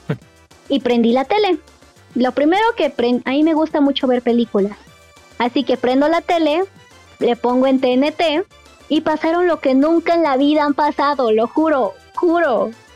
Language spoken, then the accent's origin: Spanish; Querétaro, Mexico; moved away as an adult; soy de Querétaro, me tuve que regresar a Querétaro